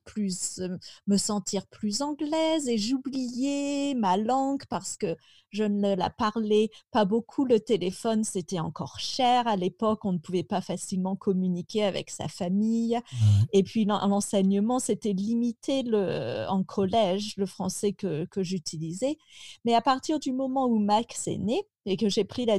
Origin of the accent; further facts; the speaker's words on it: Picardy, Hauts-de-France, France; Je suis très contente d'avoir grandi là-bas